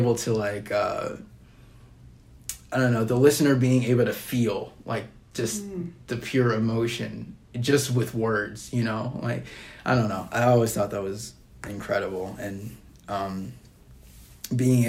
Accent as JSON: {"language": "English", "town": "Dubuque", "region": "Iowa", "country": "United States", "tie": "born or raised there", "said": "I am from Dubuque, yes. Okay. Born and raised."}